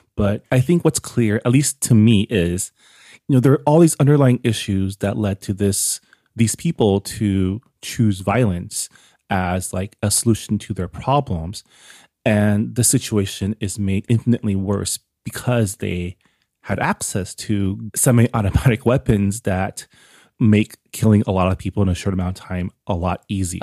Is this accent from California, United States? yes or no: yes; San Gabriel, California, United States; I grew up in San Gabriel, which is one city a, away from Monterey Park.